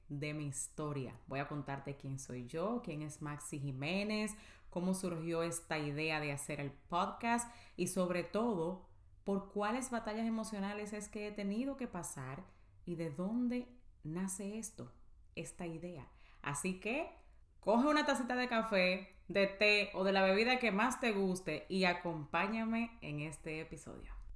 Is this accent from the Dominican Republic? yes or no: yes; Dominican Republic; moved away as an adult; now in United States; soy dominicana y tengo viviendo en Estados Unidos 12 años. Llegué aquí a la edad de 18 años